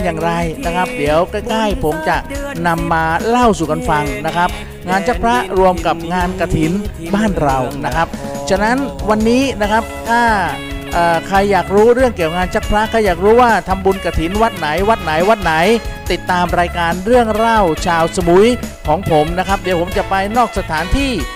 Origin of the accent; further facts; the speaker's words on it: Southern Thailand, Thailand; also born or lived in Bangkok; พวกเราชาวใต้